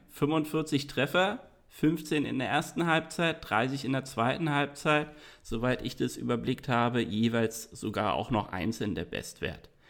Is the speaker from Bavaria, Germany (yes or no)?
no; Dortmund, North Rhine-Westphalia, Germany; Da musste sogar ich als Dortmunder mal sagen, saugeiler Spieler.